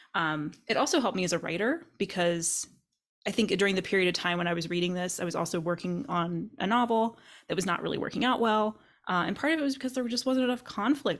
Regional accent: Kentucky, United States; moved away; I grew up in Kentucky

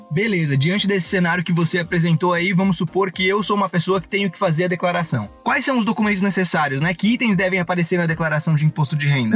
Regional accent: Rio do Sul, Santa Catarina, Brazil; moved away; Rio do Sul, a cidade da onde a Kate está falando, é a cidade de onde eu vim

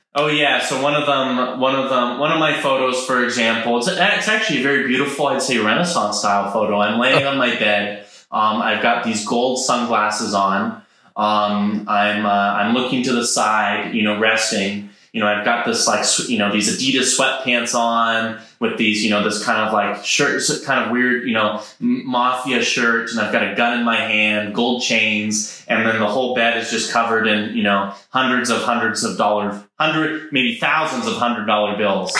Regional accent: Idaho, United States; I grew up in Idaho on a llama farm

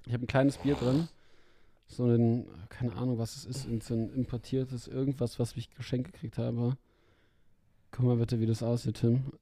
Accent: Berlin, Germany; als Berliner

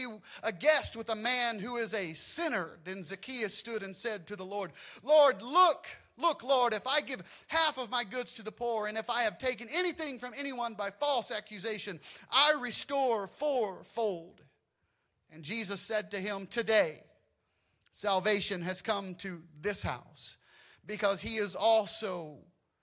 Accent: Louisiana, United States; I grew up in Louisiana

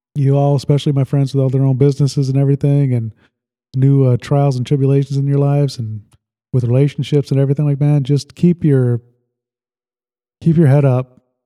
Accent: Sandwich, Illinois, United States; I really loved uh, growing up in Lake Holiday. It was just like a uh, this is a subdivision

